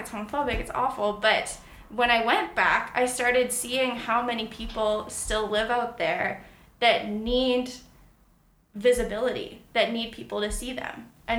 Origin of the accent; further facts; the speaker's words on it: Langley, British Columbia, Canada; where I grew up in Langley, very conservative.